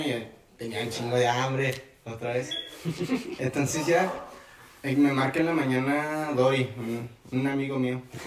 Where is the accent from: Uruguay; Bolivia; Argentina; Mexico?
Mexico; Casas Grandes, Chihuahua; yo soy de Casas Grandes, nací allá